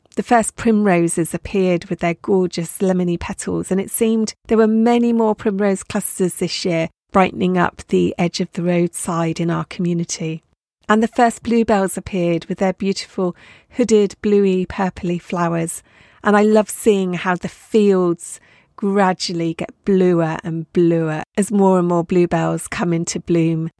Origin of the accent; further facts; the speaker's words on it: Dorset, South West England, United Kingdom; now in Isle of Skye, United Kingdom; Brought up in Dorset